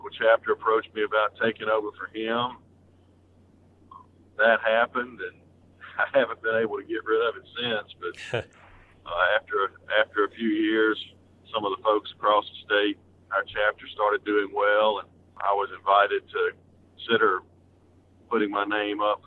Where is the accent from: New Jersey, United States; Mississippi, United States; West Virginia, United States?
Mississippi, United States; South; I grew up in South Mississippi